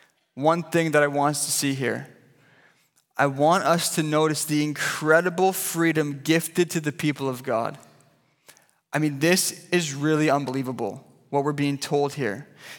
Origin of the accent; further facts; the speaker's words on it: Vancouver, British Columbia, Canada; You know, I grew up here in Vancouver, and I grew up going to a little church called Pilgrim Baptist.